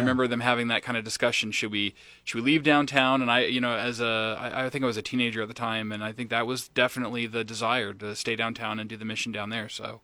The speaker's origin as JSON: {"language": "English", "town": "Lincoln", "region": "Nebraska", "country": "United States", "tie": "born or raised there", "said": "I'm from Lincoln, Nebraska"}